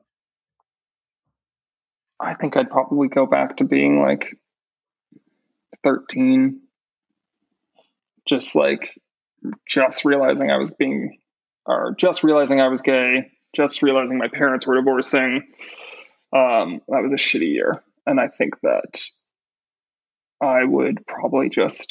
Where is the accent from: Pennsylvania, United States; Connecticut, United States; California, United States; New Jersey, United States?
California, United States; Cardiff-by-the-Sea; also born or lived in New York; now in Los Angeles, United States; Cardiff by the Sea, my hometown